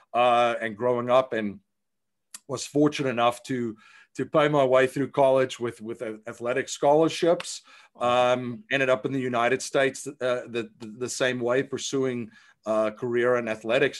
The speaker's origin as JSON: {"language": "English", "country": "South Africa", "tie": "born or raised there", "said": "I grew up in South Africa"}